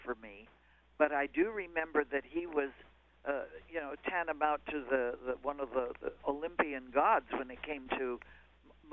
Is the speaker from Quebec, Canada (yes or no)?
yes; Quebec, Canada; moved away; we were both Canadian-born. I was from Quebec